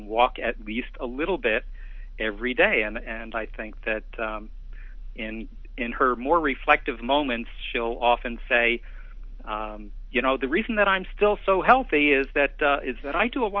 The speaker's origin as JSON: {"language": "English", "region": "Northeast", "country": "United States", "tie": "born or raised there", "moved": "as an adult", "lives_now": "California, United States", "said": "I grew up in the Northeast"}